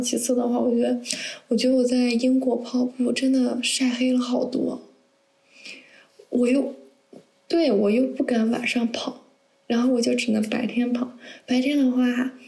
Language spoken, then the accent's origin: Chinese; northern China, China; moved away as an adult; 因为我是北方人嘛，然后也，大学也在北方